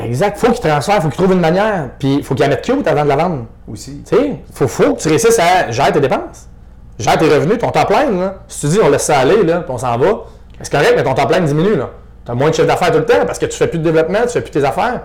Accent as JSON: {"language": "French", "area": "Estrie", "region": "Quebec", "country": "Canada", "said": "je venais de l'Estrie aussi, mais j'étais rendu à Québec"}